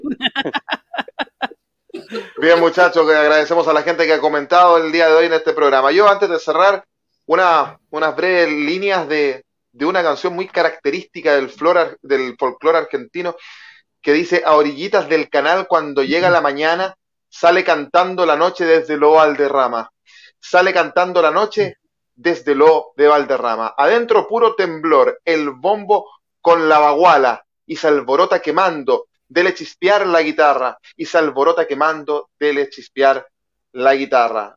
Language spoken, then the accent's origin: Spanish; Chile